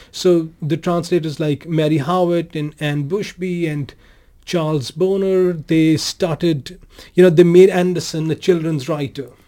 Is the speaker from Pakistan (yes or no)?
yes; Pakistan; born or raised there; now in Denmark